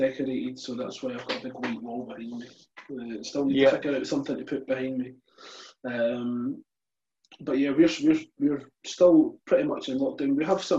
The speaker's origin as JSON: {"language": "English", "region": "Scotland", "country": "United Kingdom", "said": "I'm from Scotland"}